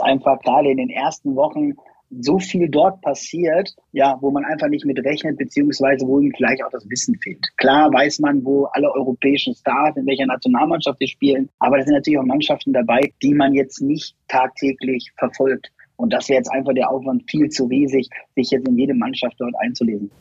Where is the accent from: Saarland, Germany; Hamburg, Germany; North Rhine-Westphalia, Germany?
North Rhine-Westphalia, Germany; Lippstadt; ich komme aus äh, Lippstadt